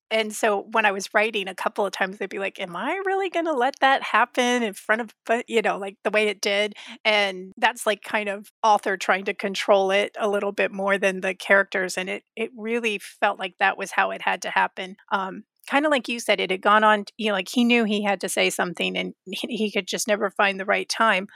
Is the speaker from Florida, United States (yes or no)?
yes; Florida, United States; I grew up in Florida